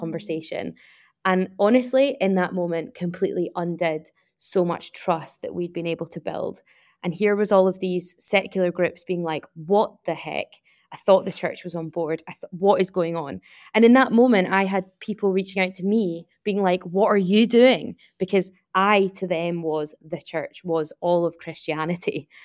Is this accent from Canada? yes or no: no; Glasgow, Scotland, United Kingdom; I'm from Glasgow